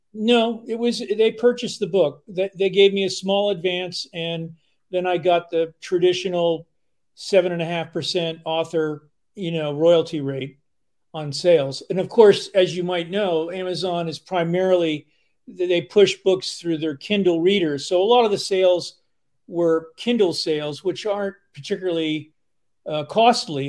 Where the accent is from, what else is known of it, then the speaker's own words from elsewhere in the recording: outside of New York, United States; moved away as an adult; now in Vermont, United States; I grew up outside of New York